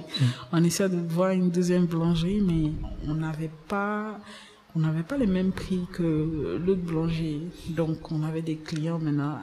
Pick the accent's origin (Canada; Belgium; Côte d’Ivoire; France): Côte d’Ivoire; Abidjan; Je viens d'Abidjan, plus précisément d'Abobo